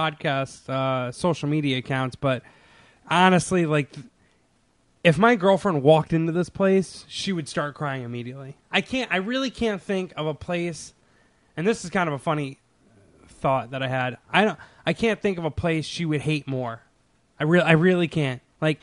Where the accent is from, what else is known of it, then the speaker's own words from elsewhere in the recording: Redondo Beach, California, United States; I'm Redondo Beach